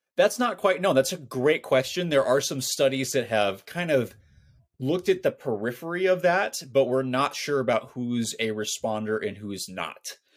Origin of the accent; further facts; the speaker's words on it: Scotland, United Kingdom; I'm Scottish